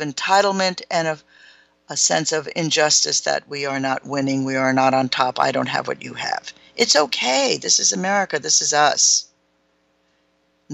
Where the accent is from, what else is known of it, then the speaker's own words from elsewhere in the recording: United States; I'm an American.